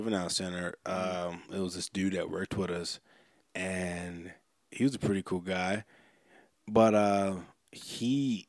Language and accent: English; New Jersey, United States; moved away as an adult; now in Colorado, United States; I come from New Jersey and, like, living on the East Coast your whole life.